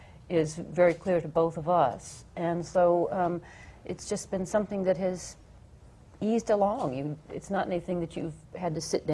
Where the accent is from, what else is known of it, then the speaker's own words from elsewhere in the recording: Atlanta, Georgia, United States; Morgan's from Mississippi, I'm from Atlanta.